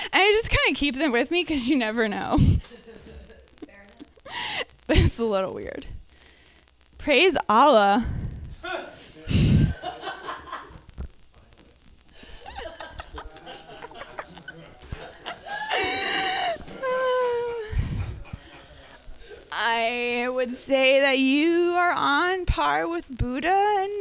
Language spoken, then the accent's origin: English; suburbs of Minneapolis, Minnesota, United States; I'm from Minnesota